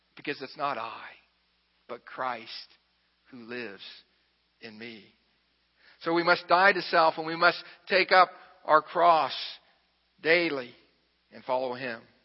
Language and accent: English; Xenia, Ohio, United States; I'm from Xenia, Ohio.